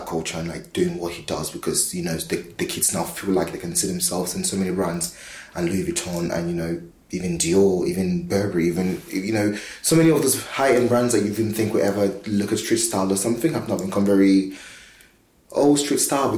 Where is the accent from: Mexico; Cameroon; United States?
Cameroon; now in London, United Kingdom; I'm from Cameroon